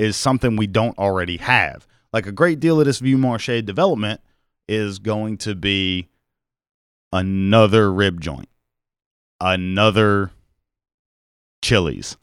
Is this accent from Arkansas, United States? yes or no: no; Mobile, Alabama, United States; I grew up in Mobile